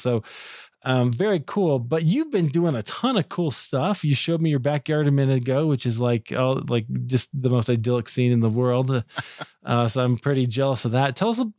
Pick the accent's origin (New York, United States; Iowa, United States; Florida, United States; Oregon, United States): Iowa, United States; I'm from Iowa.